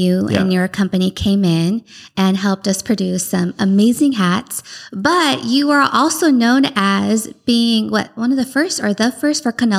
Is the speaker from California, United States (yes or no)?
yes; San Diego, California, United States; we're from here.